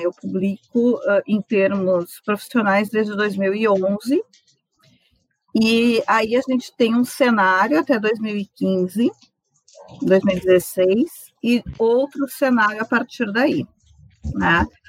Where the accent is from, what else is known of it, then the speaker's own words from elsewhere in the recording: Santa Maria, Rio Grande do Sul, Brazil; also born or lived in Rosário do Sul; eu vim para Santa Maria com seis anos, eu nasci em Rosário do Sul